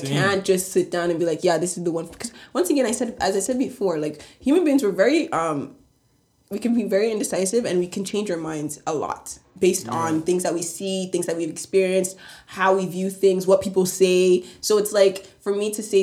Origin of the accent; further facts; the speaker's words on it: Canada; We are Canadian people